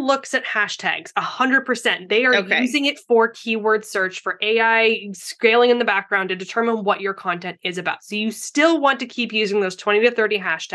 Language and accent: English; Canada; now in San Diego, United States; I'm from Canada.